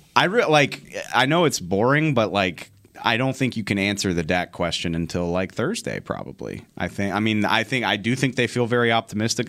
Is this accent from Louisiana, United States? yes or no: yes; New Orleans, Louisiana, United States; I grew up in New Orleans